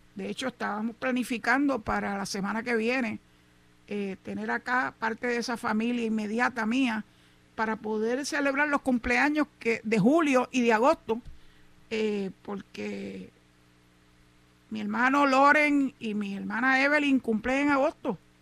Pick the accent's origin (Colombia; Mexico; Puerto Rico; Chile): Puerto Rico; San Juan; Yo me crié en Santurce